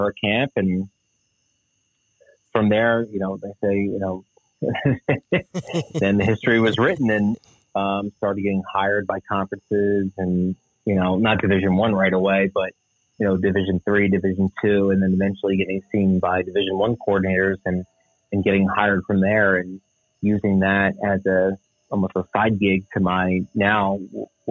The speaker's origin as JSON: {"language": "English", "region": "New Jersey", "country": "United States", "tie": "born or raised there", "said": "grew up in South Jersey, about 15 minutes outside of Philadelphia"}